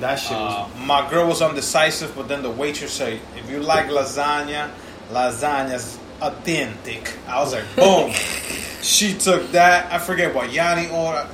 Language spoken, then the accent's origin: English; New York City, New York, United States; me as a New Yorker for life